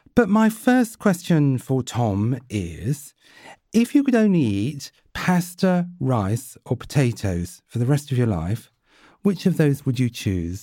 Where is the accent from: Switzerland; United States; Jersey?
Jersey; I was brought up in Jersey